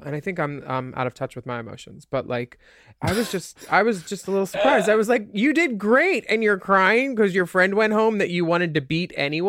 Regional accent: New York, United States; She's from, I'm from New York. I cry about it and move on.

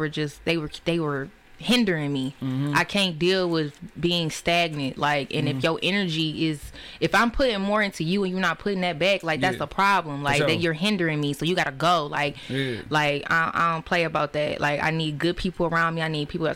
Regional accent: Detroit, Michigan, United States; I grew up on the West Side, Joy Road, Greenfield area

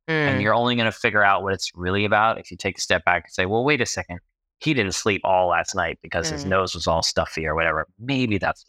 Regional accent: New York, United States; also born or lived in Los Angeles; now in Tennessee, United States; So I grew up in New York, was working in the film business and then firefighting in LA, and then got married and we decided to move to Tennessee to be closer to some family members

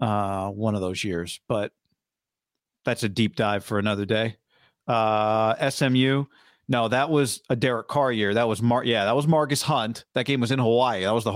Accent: Germany; English is a second language; Well, I'm from Germany, and I can tell you that it's a huge fan base, and it's getting bigger year to year.

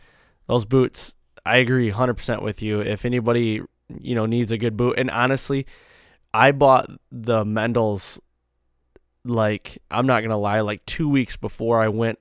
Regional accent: Midwest, United States; You know, we're whitetail guys from the Midwest

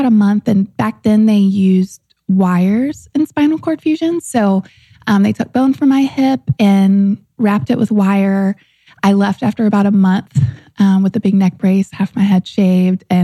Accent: St. Francisville, Louisiana, United States; moved away as an adult; But I grew up in the Deep South in St. Francisville, Louisiana

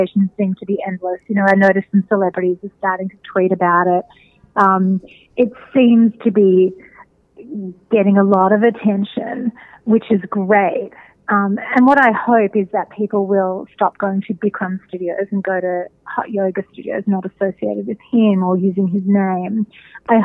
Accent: Melbourne, Victoria, Australia; moved away as an adult; now in United States; I'm from Australia originally, and I think about, I've lived in the States for the last 15 years, but about 20 years ago in Melbourne, my hometown

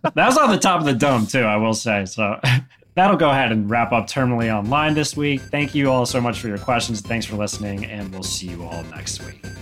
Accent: Greensboro, North Carolina, United States; here in my hometown

